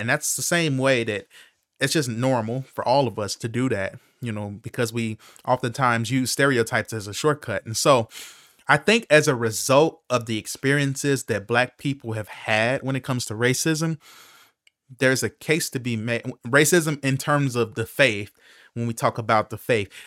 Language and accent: English; Chicago, Illinois, United States